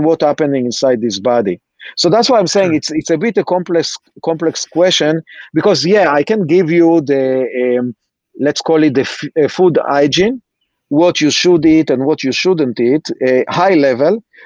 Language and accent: English; Israel; accent: Israeli; now in United States; I'm Israeli